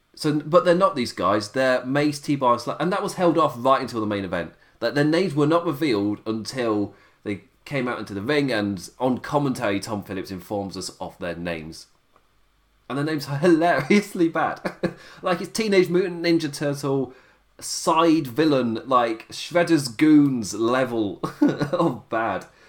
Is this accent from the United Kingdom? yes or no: yes; England, United Kingdom; being English